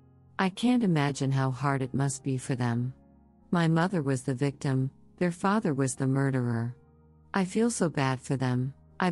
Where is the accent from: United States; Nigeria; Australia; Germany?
Germany; Berlin; I'm sitting at my mother's desk right now, in her little office in our apartment that I grew up in Berlin.